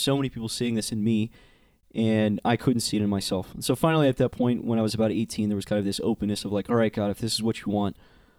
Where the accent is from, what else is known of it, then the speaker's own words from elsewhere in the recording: Austin, Texas, United States; also born or lived in Dallas-Fort Worth, Texas / Houston, Texas; I grew up in Texas. Mostly I say Austin. I was born in the Dallas-Fort Worth area. Lived there for 8 years, 2 years in Houston. But I like to say I'm from Austin because that's where I spent majority of my time.